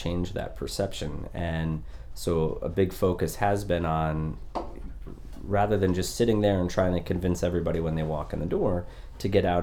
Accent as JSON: {"language": "English", "region": "Maine", "country": "United States", "also_born_or_lived": "Connecticut", "moved": "yes", "lives_now": "Orlando, United States", "said": "I'm from Maine originally. There's no work there, so all the families moved to Connecticut."}